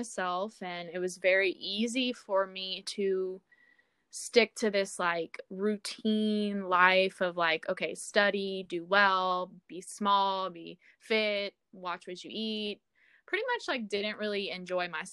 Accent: Baton Rouge, Louisiana, United States; moved away as an adult; now in San Francisco, United States; I'm actually from Louisiana, the Baton Rouge area. I moved out to San Francisco about 2 years ago

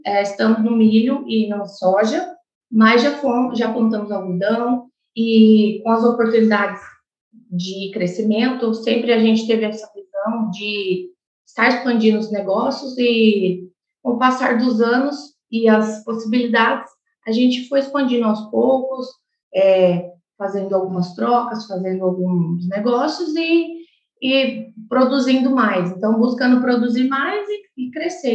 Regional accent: Chapadão do Sul, Mato Grosso do Sul, Brazil; desde que eu nasci, nós já morávamos em Chapadão do Sul

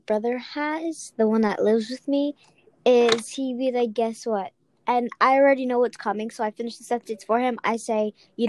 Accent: Charleston, United States; born there; I was born in America, and I think I was born in Charleston Hospital.

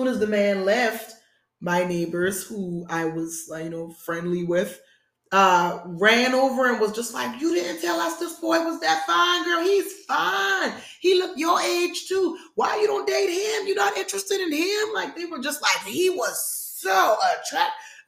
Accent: South Carolina, United States; moved away as an adult; also born or lived in Charlotte, North Carolina; being born and raised in South Carolina

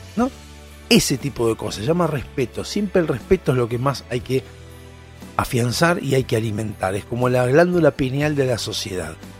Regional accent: Argentina; somos los argentinos

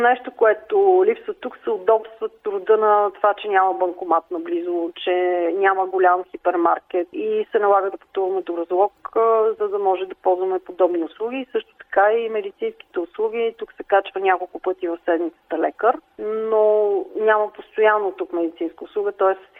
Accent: Sofia, Sofia City, Bulgaria; moved away as an adult; also born or lived in Germany / Dolno Osenovo, Rila; Родена съм и съм израснала в София

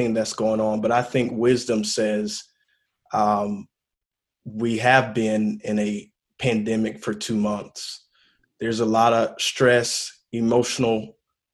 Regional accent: Lucedale, Mississippi, United States; moved away; also born or lived in Pascagoula, Mississippi / Maryland; I grew up in South Mississippi, Lucedale, Pascagoula, Mississippi

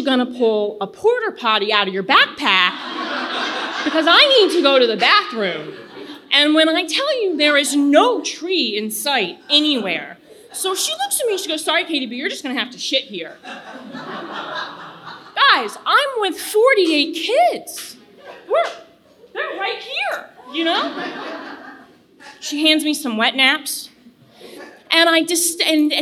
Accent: Virginia, United States; I'm from Virginia

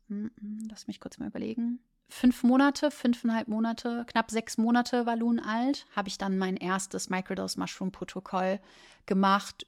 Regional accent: Germany; Ich komme aus Deutschland

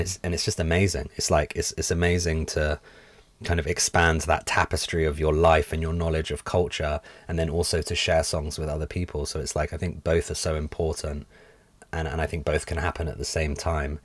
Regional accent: London, United Kingdom; growing up in London, where I did, super multicultural

